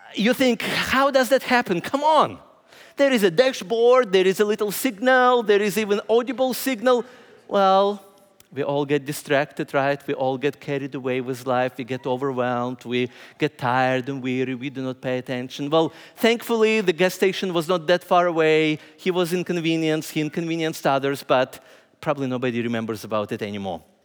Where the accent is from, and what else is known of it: Ukraine; moved away as an adult; also born or lived in Indianapolis, United States; now in Lancaster, United States